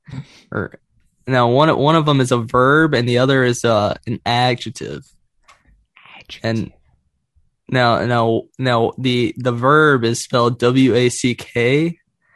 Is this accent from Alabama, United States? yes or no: yes; Alabama, United States; I'm from Alabama